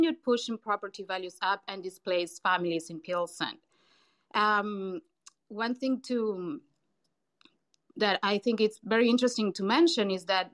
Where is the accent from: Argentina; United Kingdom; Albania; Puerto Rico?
Argentina; Buenos Aires; moved away as an adult; now in Chicago, United States; I'm originally from Buenos Aires, Argentina. You may pick that from my accent